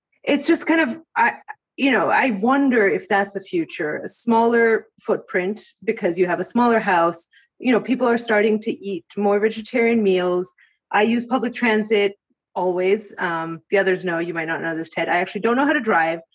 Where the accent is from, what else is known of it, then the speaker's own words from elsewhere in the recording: Greece; moved away as an adult; now in United States; I grew up in Greece